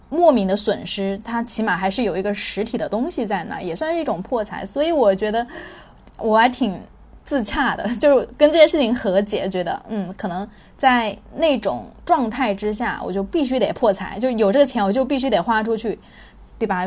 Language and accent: Chinese; China; also born or lived in Guangzhou; 这个观念对我们中国人来说影响是巨大的